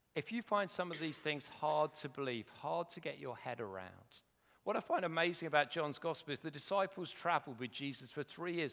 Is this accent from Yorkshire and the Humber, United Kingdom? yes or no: no; Welwyn Garden City, East of England, United Kingdom; I come from Welling Garden City